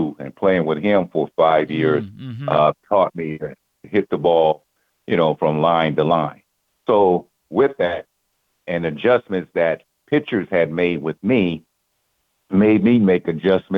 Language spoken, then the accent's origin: English; California, United States; I'm from California